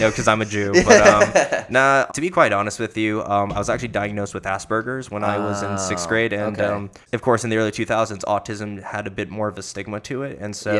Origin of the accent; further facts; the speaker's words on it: South Florida, United States; moved away; also born or lived in Orlando; I'm from South Florida, and I came up here.